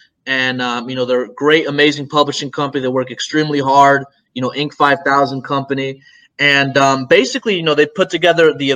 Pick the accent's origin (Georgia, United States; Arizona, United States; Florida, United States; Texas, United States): Florida, United States; Tampa; Florida, I'm from Tampa